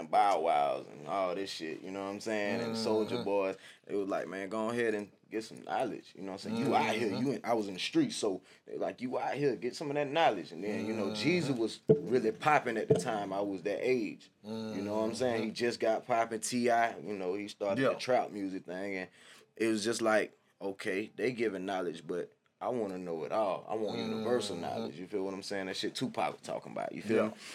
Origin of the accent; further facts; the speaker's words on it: Daytona Beach, Florida, United States; also born or lived in Altamonte Springs, Florida; I was born in Volusia County, Florida, right on the beach